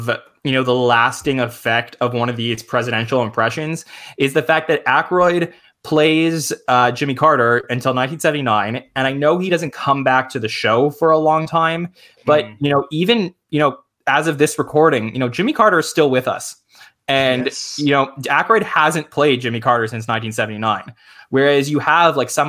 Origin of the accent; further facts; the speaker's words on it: Canada; I'm Canadian